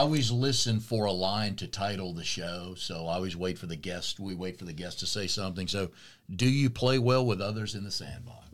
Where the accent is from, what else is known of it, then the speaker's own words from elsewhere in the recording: Raleigh, North Carolina, United States; moved away as an adult; also born or lived in Tennessee / Austin, Texas; I grew up in Raleigh, went to school at Tennessee. My first job's in Austin, Texas